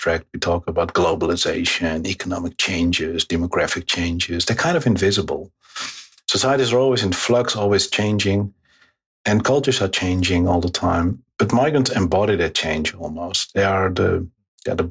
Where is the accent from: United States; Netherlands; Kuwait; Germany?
Netherlands; also born or lived in Morocco; I'm a geographer and a sociologist, and I'm from the Netherlands